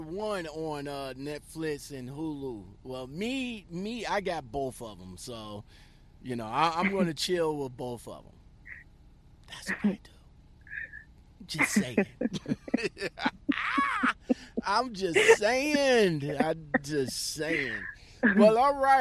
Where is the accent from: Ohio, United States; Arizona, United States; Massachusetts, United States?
Ohio, United States; Toledo; you up in Ohio? Okay. You up in my hometown